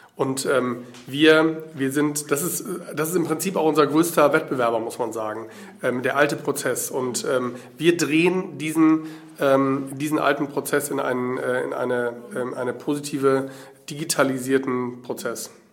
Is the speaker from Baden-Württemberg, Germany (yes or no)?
no; Berlin, Germany; ich komme aus Berlin